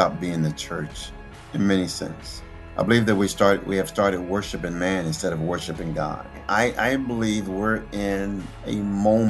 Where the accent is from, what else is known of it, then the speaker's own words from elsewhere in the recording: Philadelphia, Pennsylvania, United States; moved away; also born or lived in Plains, Georgia; I grew up in North Philadelphia.